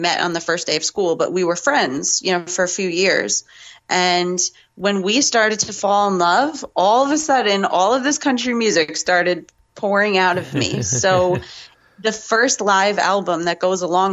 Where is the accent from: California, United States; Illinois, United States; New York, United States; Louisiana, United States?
New York, United States; Growing up in New York